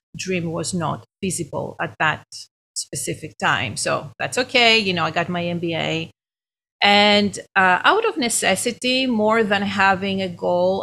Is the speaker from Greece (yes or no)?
yes; Greece; accent: Greek; moved away as an adult; now in United States; I'm Greek originally. That's my accent.